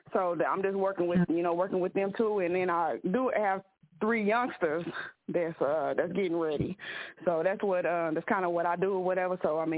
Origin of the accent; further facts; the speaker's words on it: Oklahoma, United States; I'm from Oklahoma